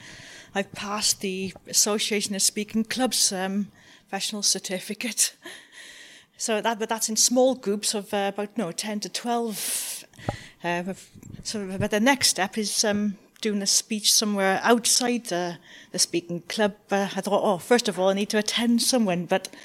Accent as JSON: {"language": "English", "town": "Newport", "region": "Wales", "country": "United Kingdom", "said": "I'm local here from Newport and from Cardiff City Council."}